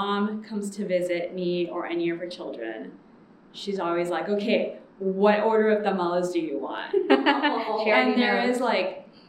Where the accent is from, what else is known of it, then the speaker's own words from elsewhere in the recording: the Rio Grande Valley, Texas, United States; now in Houston, United States; I am from the Valley.